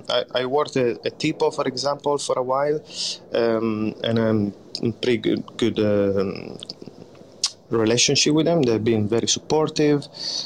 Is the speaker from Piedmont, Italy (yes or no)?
yes; Crescentino, Piedmont, Italy; English is a second language; My hometown is called Crescentino, and is the biggest city next to it. It would be Turin.